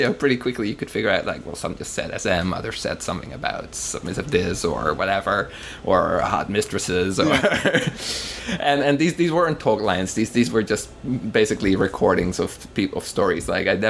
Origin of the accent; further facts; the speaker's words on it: Amsterdam, North Holland, Netherlands; now in New York, United States; I'm from Amsterdam originally.